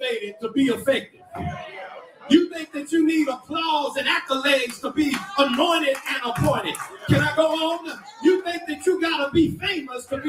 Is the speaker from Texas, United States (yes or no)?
yes; Garland, Texas, United States; I come from East Garland